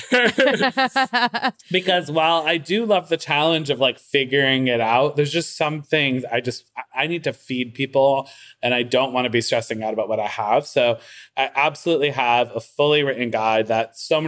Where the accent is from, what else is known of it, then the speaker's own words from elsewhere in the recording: Waterbury, Connecticut, United States; now in Brooklyn, United States; I'm from Waterbury